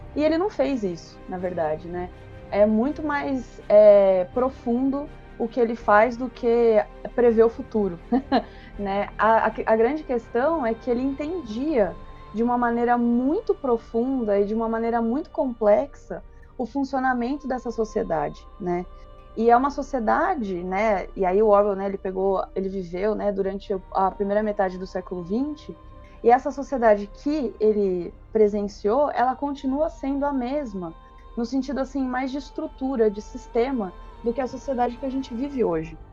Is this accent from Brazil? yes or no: yes; São Paulo, Brazil; eu, eu sou de São Paulo